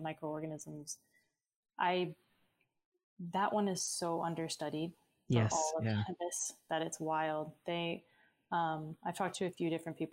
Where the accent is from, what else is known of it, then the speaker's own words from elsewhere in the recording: Sarasota, Florida, United States; now in Tampa, United States; my hometown in Sarasota and Bradenton area